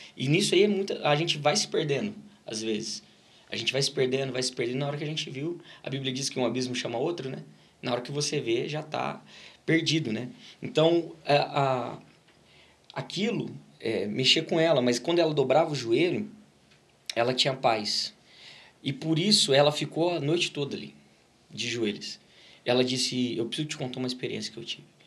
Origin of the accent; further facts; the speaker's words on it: Ribeirão Preto, São Paulo, Brazil; also born or lived in Batatais / Brodowski; Começou em Ribeirão Preto, a gente sempre morou em, nasci em Ribeirão Preto